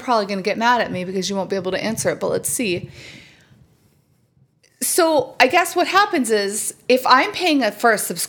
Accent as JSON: {"language": "English", "country": "United States", "said": "Apparently I'm from America."}